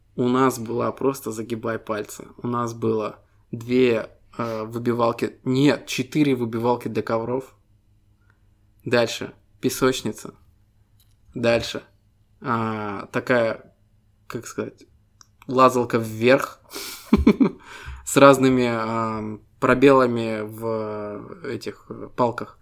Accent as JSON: {"language": "Russian", "country": "Estonia", "said": "Мы ребята из Эстонии"}